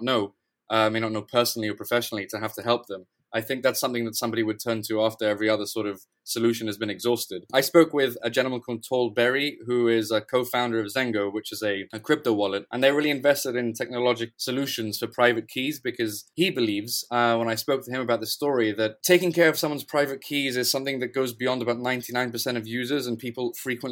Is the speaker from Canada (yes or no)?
no; Gibraltar; moved away as an adult; now in London, United Kingdom; I'm originally from Gibraltar. I've been living in London for about a year now.